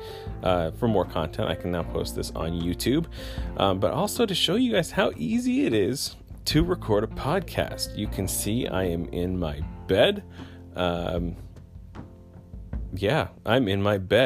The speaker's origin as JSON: {"language": "English", "country": "Canada", "said": "I'm Canadian"}